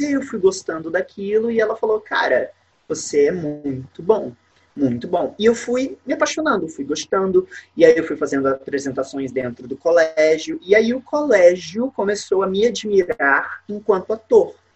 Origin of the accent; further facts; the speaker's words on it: São Paulo, Brazil; now in Niterói, Brazil; eu moro em Niterói, no Rio de Janeiro, mas eu sou nascido em São Paulo.